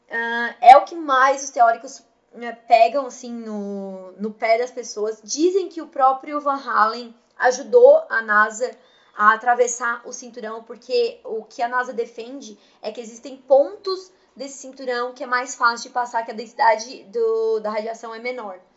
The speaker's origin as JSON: {"language": "Portuguese", "country": "Brazil", "said": "É que eu sou brasileira e precisa tocar as coisas, então."}